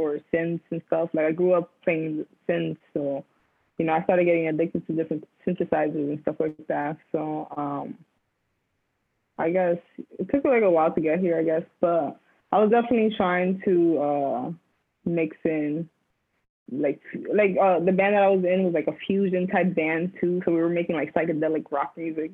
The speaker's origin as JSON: {"language": "English", "town": "Union City", "region": "New Jersey", "country": "United States", "tie": "born or raised there", "moved": "yes", "lives_now": "New York, United States", "said": "growing up in New Jersey, I lived in the city called Union City"}